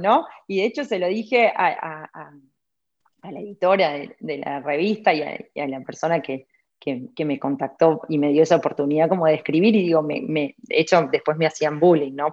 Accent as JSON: {"language": "Spanish", "region": "Buenos Aires", "country": "Argentina", "tie": "born or raised there", "also_born_or_lived": "Santiago, Chile / London, United Kingdom", "moved": "as an adult", "lives_now": "North Carolina, United States", "said": "soy argentina, que no sé, eh, que oriunda de Villa de Voto, siempre lo digo, porque no es lo mismo nacer en Capital Federal que en Villa de Voto"}